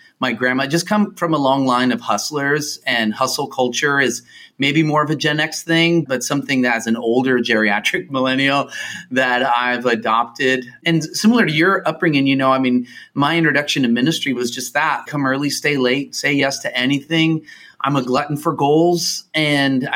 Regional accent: United States; I was born in the U.S.

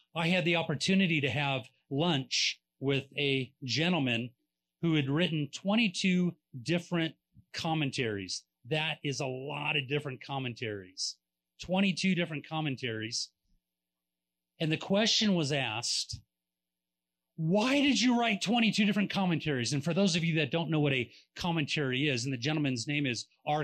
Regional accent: California, United States; we're from California

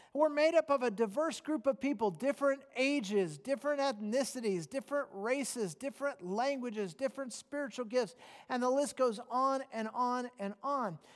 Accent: United States; I'm a Christian who happens to be an American

